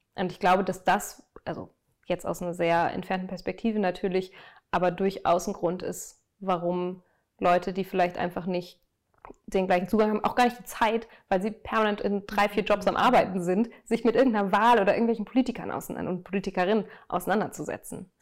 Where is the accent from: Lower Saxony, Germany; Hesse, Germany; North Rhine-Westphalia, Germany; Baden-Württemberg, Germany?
North Rhine-Westphalia, Germany; Münster; moved away as an adult; also born or lived in Dortmund; now in Berlin, Germany; gebürtig bin ich aus Münster, ähm, in Nordrhein-Westfalen, schön im Münsterland gelegen. Äh, da bin ich geboren, aufgewachsen.